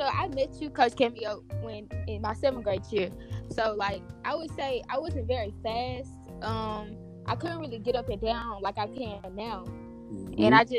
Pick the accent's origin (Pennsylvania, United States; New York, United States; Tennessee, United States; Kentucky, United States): Tennessee, United States; Memphis; I'm from Memphis, Tennessee, and I attend Whitehaven High School.